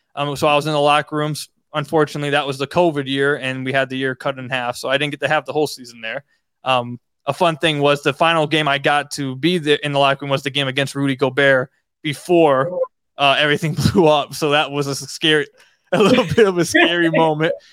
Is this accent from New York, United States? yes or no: no; Detroit, Michigan, United States; I was born in Detroit